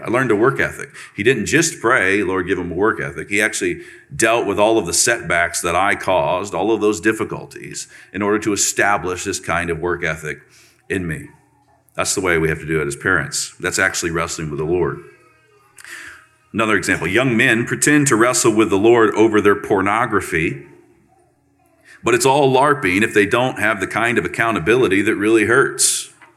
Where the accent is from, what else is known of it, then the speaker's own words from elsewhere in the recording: Central Florida, United States; I'm from Florida, Central Florida, real Florida.